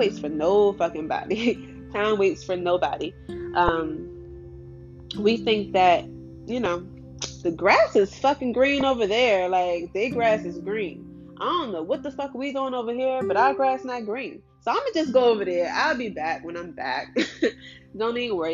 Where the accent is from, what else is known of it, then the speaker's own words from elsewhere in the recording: Washington, District of Columbia, United States; I grew up in Southeast DC, like ratchet ass, ghetto ass neighborhood.